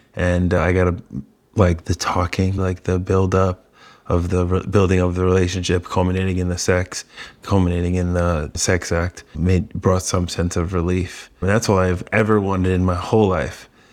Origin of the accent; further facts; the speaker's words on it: New York, United States; also born or lived in Coachella Valley; now in San Diego, United States; I'm being from New York